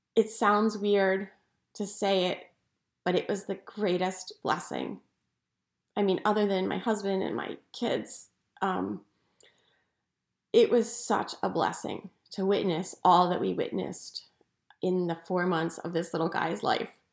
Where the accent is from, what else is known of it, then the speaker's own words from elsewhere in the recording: outside Philadelphia, Pennsylvania, United States; I grew up outside Philadelphia